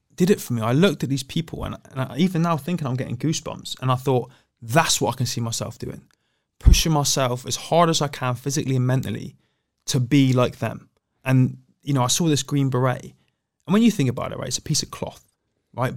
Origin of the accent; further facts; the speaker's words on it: Plymouth, South West England, United Kingdom; I was born in Plymouth and raised in Plymouth